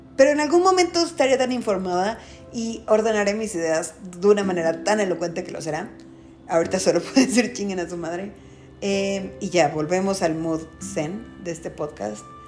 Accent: Mexico; en nuestro país, en México, soy de México

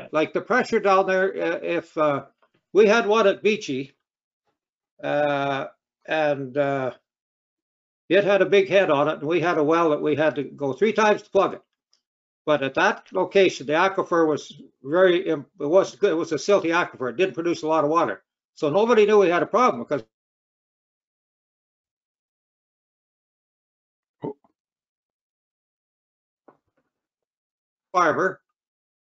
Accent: Rosetown, Saskatchewan, Canada; I was raised in the Rosetown country near Milden

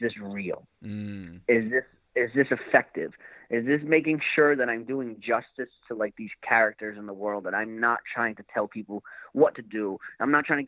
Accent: Fall River, Massachusetts, United States; growing up in Fall River.

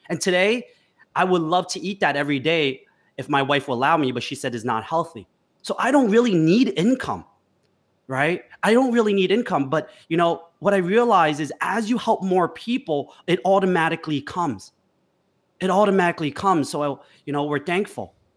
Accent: United States; growing up in America

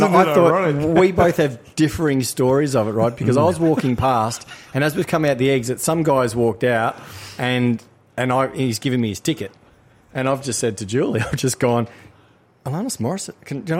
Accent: Victoria, Australia; moved away; I grew up in Victoria, right?

